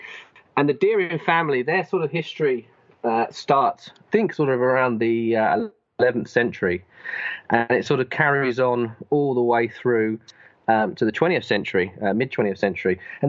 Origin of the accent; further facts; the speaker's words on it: Ashford, South East England, United Kingdom; also born or lived in Tenterden; I used to live very nearby, and I went to high school in a town called Tenterden, which is very, very close to Pluckley. And being that I'm originally from Ashford